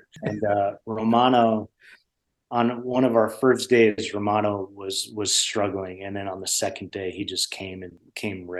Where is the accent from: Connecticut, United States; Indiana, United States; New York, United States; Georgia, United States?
Connecticut, United States; I grew up with him in Connecticut